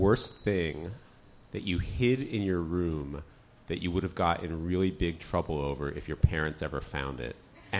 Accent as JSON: {"language": "English", "region": "New York", "country": "United States", "tie": "born or raised there", "said": "I'm from the Northeast, and my family's always like, I'm a New Yorker. I was. My parents are from Brooklyn. I've never lived outside of New York State. I'm a New Yorker, man."}